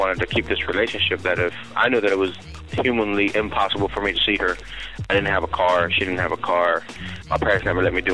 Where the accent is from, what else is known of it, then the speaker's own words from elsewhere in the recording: Miami, Florida, United States; now in South Carolina, United States; I'm from Miami. I live over at South Carolina right now, but Miami is my home